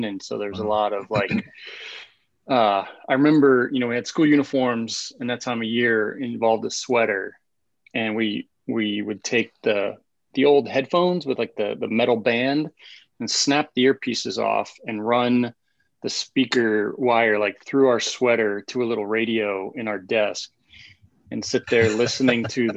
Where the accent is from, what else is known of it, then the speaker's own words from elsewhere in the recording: South Africa; moved away as an adult; now in United States; I grew up in South Africa